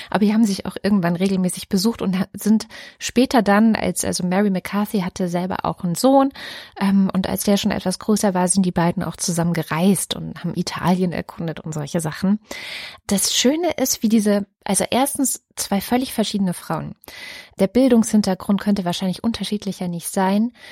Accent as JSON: {"language": "German", "region": "Baden-Württemberg", "country": "Germany", "tie": "born or raised there", "also_born_or_lived": "Saxony-Anhalt", "said": "Also ich bin irgendwo in Sachsen-Anhalt geboren, habe da die ersten sieben Jahre meines Lebens verbracht mit diesen Jungs und so weiter und das war auch total nett. Bin dann gesetzt worden nach Baden-Württemberg, habe da die nächsten 13 Jahre meines Lebens verbracht"}